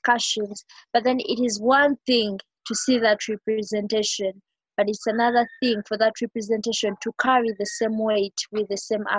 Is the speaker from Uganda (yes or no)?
yes; Uganda